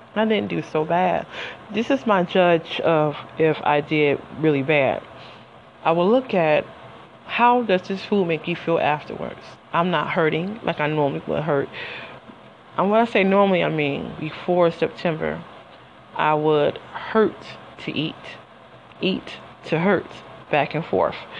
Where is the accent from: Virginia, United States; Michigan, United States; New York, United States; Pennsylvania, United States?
Michigan, United States; Detroit; I'm from Detroit and you know, the coney dogs with the chili and the onions